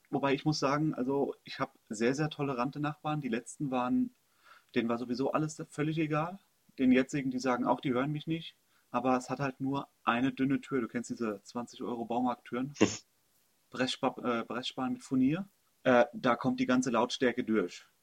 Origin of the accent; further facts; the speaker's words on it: Hesse, Germany; moved away as an adult; Ich komme ursprünglich aus Hessen, habe da fast 25 Jahre, also ich glaube bis 2009, 26 Jahre gelebt, bin dann in den Ruhrpott gezogen, habe mich in den Ruhrpott verliebt, also Heimat im Herzen ist definitiv Oberhausen.